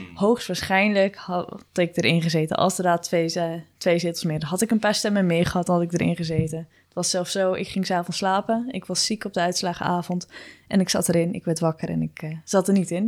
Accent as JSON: {"language": "Dutch", "town": "Gouda", "region": "South Holland", "country": "Netherlands", "said": "als ze nu horen dat ik uit Gouda kom"}